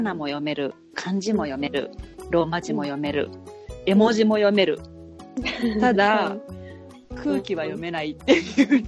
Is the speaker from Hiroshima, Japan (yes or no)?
yes; Hiroshima, Japan; now in New York, United States; 私、まあ、広島出身なんだけど